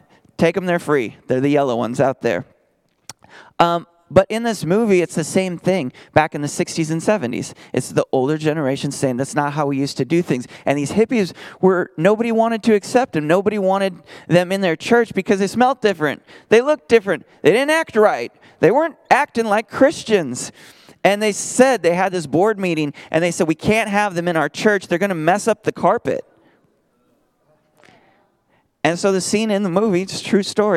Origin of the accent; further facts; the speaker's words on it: Minnesota, United States; now in Texas, United States; I'm from Minnesota where we're going to have a potluck in lutefisk